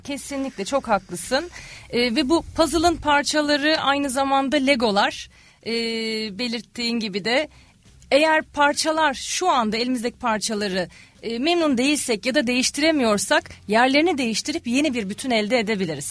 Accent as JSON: {"language": "Turkish", "region": "İzmir", "country": "Turkey", "tie": "born or raised there", "also_born_or_lived": "Ankara / Australia", "said": "1981 İzmir doğumluyum"}